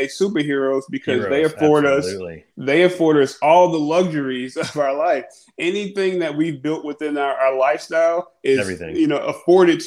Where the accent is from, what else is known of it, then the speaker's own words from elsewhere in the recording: New York City, New York, United States; moved away as an adult; now in Atlanta, United States; I am from the Atlanta area. I was born in Brooklyn, but after I went to Georgia State University, Atlanta has been my home